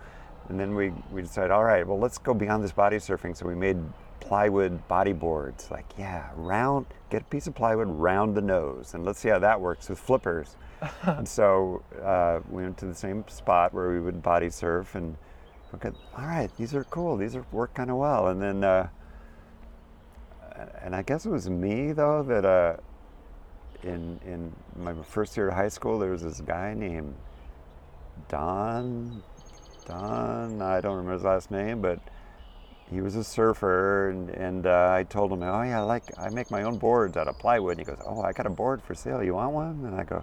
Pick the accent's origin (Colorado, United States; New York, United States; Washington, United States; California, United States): California, United States; Santa Barbara; now in East Coast, United States; I live in the East Coast now, which I just love. But I was raised in Santa Barbara, California